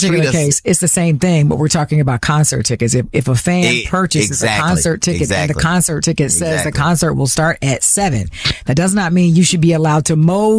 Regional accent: Nashville, Tennessee, United States; moved away; my hometown of Nashville

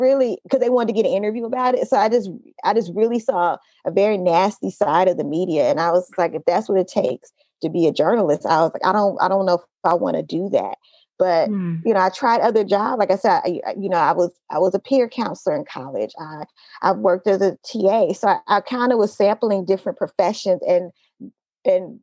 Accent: Oakland, California, United States; also born or lived in Los Angeles; I grew up in Oakland. I grew up specifically in East Oakland.

